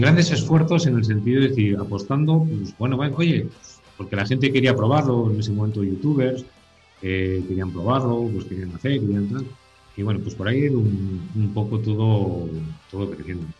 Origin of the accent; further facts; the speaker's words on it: La Bañeza, Castile and León, Spain; now in Zamora, Spain; soy de la Bañeza, León, zona carnavalera 100%